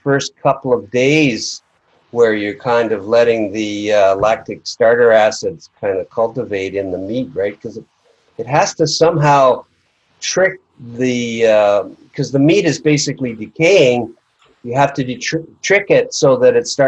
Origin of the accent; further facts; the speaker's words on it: Toronto, Ontario, Canada; I was from Toronto